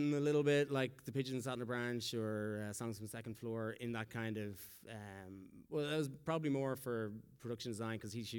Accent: Philippines; moved away; I came here from the Philippines.

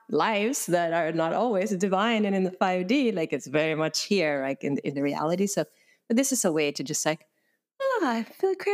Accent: Sweden; moved away as an adult; now in San Francisco, United States; I came to San Francisco from Sweden in 2001

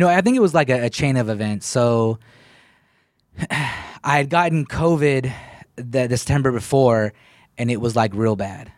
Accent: Killeen, Texas, United States; also born or lived in Sacramento / Waco / Dallas / Austin; That's where I grew up at.

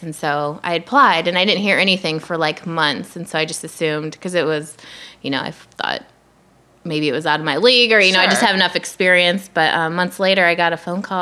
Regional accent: Iowa, United States; moved away as an adult; I was the girl from Iowa that ate meat

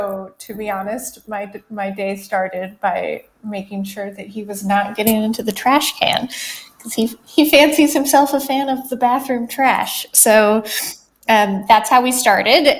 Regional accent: Colorado, United States; I grew up in Colorado

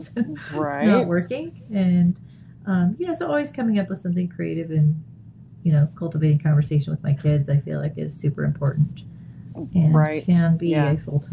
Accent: Oregon, United States; moved away as an adult; also born or lived in Montana / Florida; now in Colorado, United States; I was born in Montana, but I grew up in Oregon, Pacific Northwest.

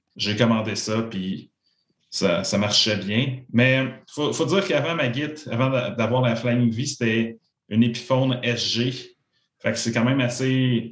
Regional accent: Joliette, Quebec, Canada; je viens de la, région de Joliette

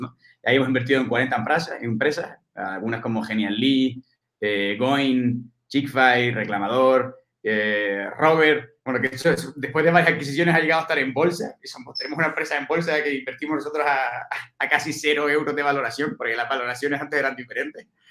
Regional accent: Canary Islands, Spain; moved away as an adult; now in Madrid, Spain; yo soy, soy canario, nacido en Canarias, me vine aquí a Madrid a estudiar

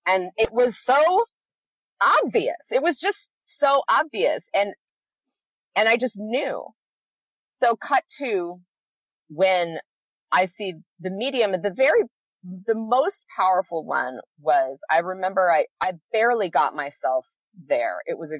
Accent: California, United States; I'm a Californian through and through.

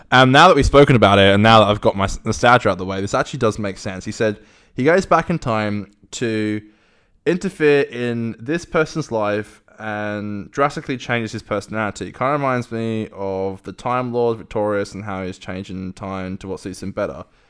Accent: United Kingdom; accent: British; moved away; I'm from, I'm from, like, outside of London

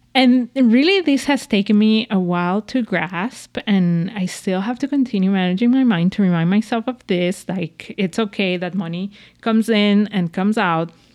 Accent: Venezuela; moved away; I grew up in Venezuela

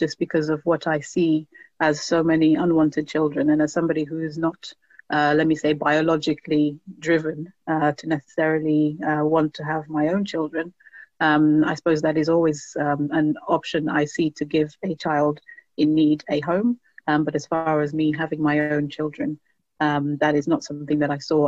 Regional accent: Sierra Leone; now in United Kingdom; I am based in the UK and I am originally from Sierra Leone

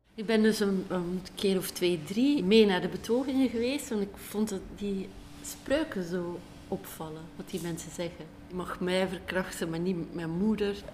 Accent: Belgium; ons eigenlijk als Belgen

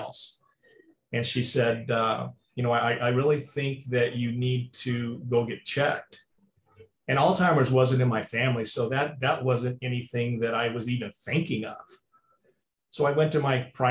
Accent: California, United States; moved away; also born or lived in Arizona; I was born in California

